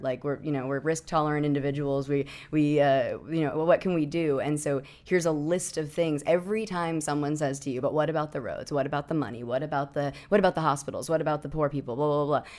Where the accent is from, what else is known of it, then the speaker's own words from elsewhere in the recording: New Hampshire, United States; I grew up in New Hampshire